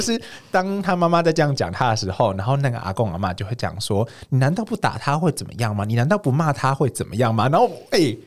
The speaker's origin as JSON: {"language": "Chinese", "area": "Longpan Park area", "region": "Pingtung County", "country": "Taiwan", "tie": "born or raised there", "said": "因为小时候在那边长大的嘛"}